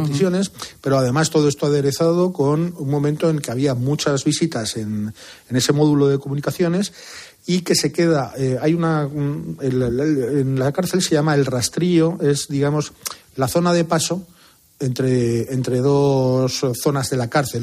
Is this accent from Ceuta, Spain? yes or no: no; Zamora, Castile and León, Spain; En mi pueblo, un pueblo de Zamora pequeñito, pasa el río Valderaduey al, al lado. Y de pequeños, pues todos los niños íbamos a pescar